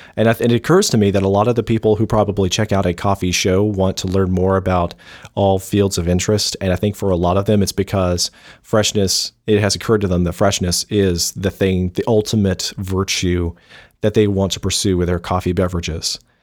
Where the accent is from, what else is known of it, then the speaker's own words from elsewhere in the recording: Dixie, the South, United States; we're from Dixie. It's, it's, it's part of our Southern culture